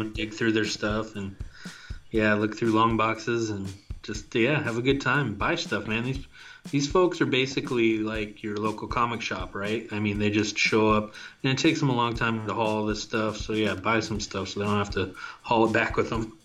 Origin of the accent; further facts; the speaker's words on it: Tacoma, Washington, United States; It's right here in my hometown